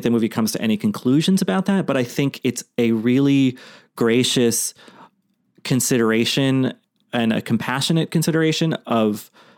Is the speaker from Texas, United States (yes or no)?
no; Boston, Massachusetts, United States; where I grew up in Boston